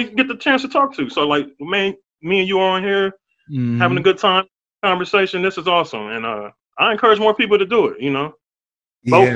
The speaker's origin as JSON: {"language": "English", "region": "Ohio", "country": "United States", "tie": "born or raised there", "said": "when I grew up in Ohio, like, I didn't have a lot of resources"}